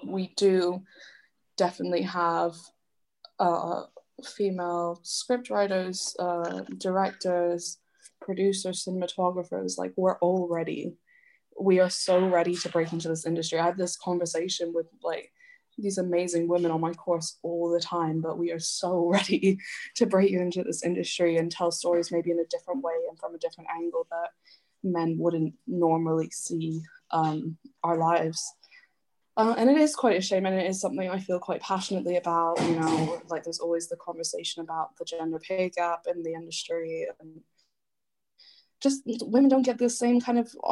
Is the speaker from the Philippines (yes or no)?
no; Canada; now in United Kingdom; I grew up Canadian, but I am half English